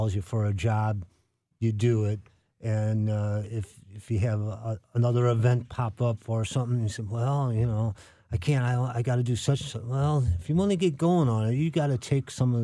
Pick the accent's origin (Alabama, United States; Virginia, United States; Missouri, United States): Missouri, United States; St. Louis; South St. Louis City